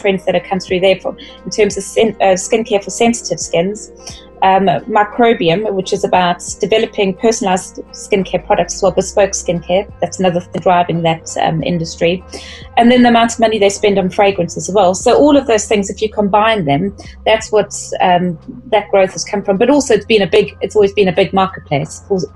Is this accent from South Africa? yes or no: yes; South Africa; being South African